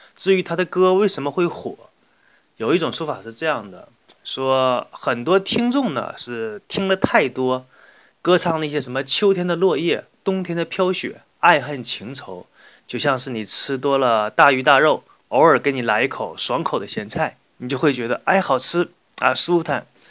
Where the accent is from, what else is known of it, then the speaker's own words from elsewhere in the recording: Northeast China, China; 作为一个东北人来说